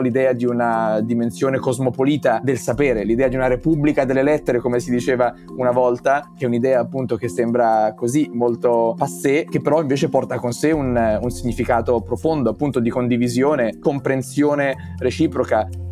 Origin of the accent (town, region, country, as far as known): Italy; now in New York, United States